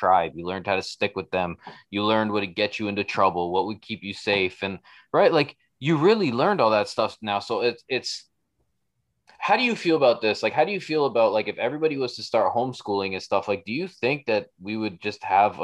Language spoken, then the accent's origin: English; Toronto, Ontario, Canada; moved away as an adult; now in Brantford, Canada; where I grew up on Jane and Weston, like the hood